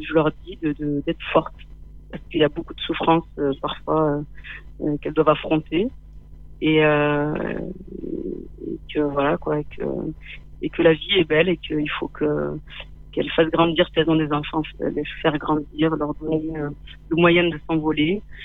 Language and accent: French; Manduel, Occitania, France; also born or lived in Rif Mountains, Morocco / Nîmes; j'ai grandi dans un petit village tout près de nous